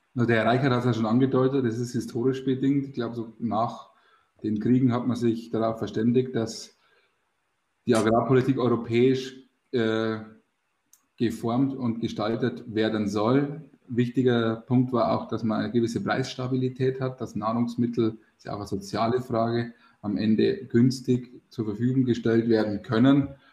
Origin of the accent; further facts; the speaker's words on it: Bavaria, Germany; Bei uns in Bayern